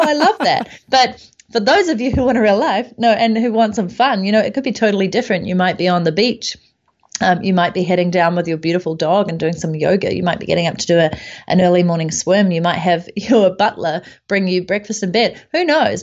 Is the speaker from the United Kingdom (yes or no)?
no; New Zealand; moved away as an adult; I came back to my home country of New Zealand